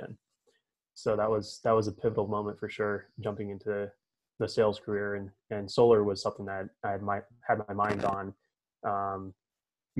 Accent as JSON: {"language": "English", "town": "Tooele", "region": "Utah", "country": "United States", "tie": "born or raised there", "also_born_or_lived": "Florida", "said": "I grew up in Tooele. Right out of high school, I went and I was on the football team at University of Utah"}